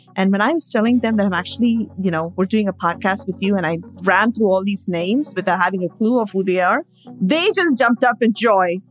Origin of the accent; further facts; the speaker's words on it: India; moved away; I grew up in India